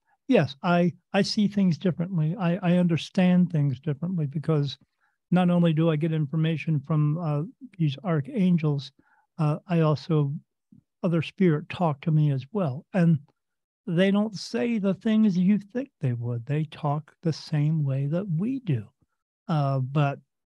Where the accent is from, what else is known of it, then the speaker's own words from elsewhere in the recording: New Jersey, United States; I was born in the United States in a state called New Jersey, little town right next to the Delaware River